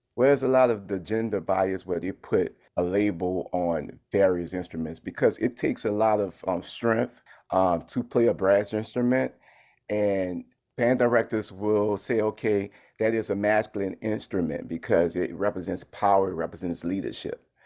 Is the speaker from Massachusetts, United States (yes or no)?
no; New Orleans, Louisiana, United States; growing up in New Orleans, where I come from a musical family